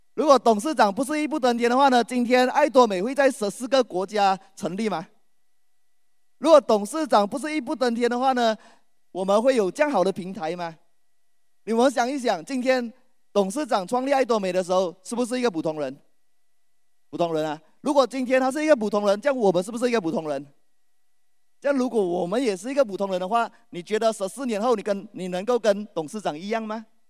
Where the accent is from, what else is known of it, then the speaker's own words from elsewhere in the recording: Malaysia; 我来自马来西亚